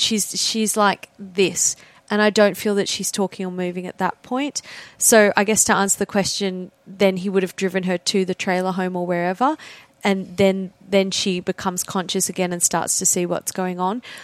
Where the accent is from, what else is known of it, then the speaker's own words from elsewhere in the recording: Australia; I'm Australian